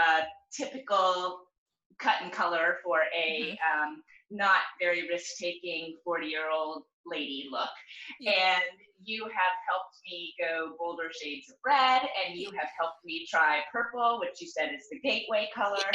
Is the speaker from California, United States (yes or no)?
no; Virginia, United States; now in Oregon, United States; I grew up in Virginia